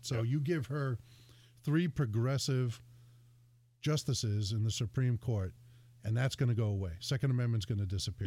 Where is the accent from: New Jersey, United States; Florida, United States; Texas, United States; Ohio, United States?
New Jersey, United States; also born or lived in Connecticut; now in Bristol, Connecticut, United States; I was born and raised in Jersey